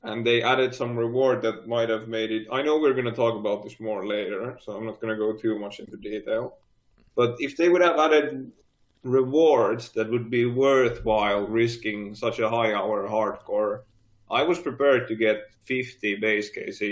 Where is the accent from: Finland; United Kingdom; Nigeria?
Finland; I'm from Finland